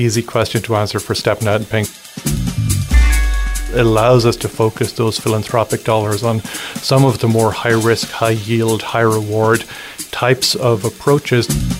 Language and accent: English; Ireland; moved away as an adult; also born or lived in London / San Francisco / New York City; now in La Crosse, United States; I'm from Ireland originally. So I spent my first 20 years in Ireland